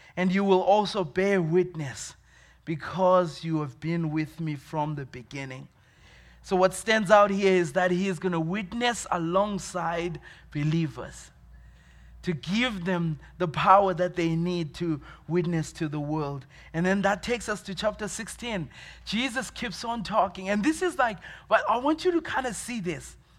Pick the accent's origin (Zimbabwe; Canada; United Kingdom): Zimbabwe; moved away as an adult; also born or lived in Dallas, Texas; now in Williamsport, United States; I was born in Zimbabwe, uh, Zimbabwe in Africa